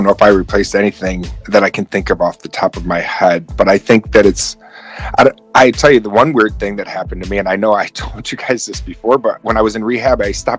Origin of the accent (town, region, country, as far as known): Oswego, New York, United States; born or raised there